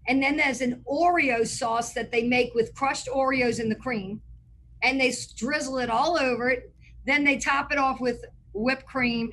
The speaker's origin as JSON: {"language": "English", "town": "New Orleans", "region": "Louisiana", "country": "United States", "tie": "born or raised there"}